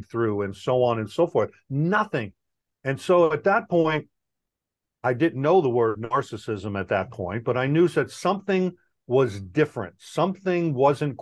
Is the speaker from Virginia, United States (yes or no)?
no; New York, United States; moved away; also born or lived in California; I'm originally from New York